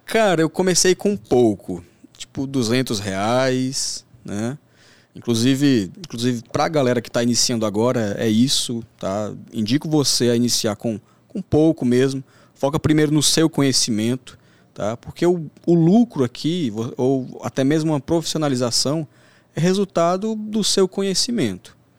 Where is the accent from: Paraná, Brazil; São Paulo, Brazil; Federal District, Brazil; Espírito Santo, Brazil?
Federal District, Brazil; Brasília; also born or lived in Santa Quitéria, Ceará; criado em periferia da, de Brasília